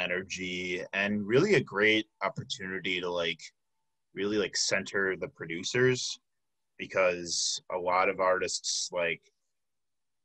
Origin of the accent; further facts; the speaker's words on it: Tinley Park, Illinois, United States; The south suburbs of Chicago, the Tinley Park area